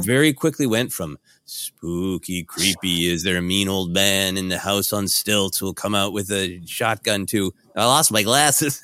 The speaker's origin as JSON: {"language": "English", "town": "Brainerd", "region": "Minnesota", "country": "United States", "tie": "born or raised there", "also_born_or_lived": "Portland, Oregon", "said": "I was born in Brainerd, Minnesota, a small town up north in, in Minnesota"}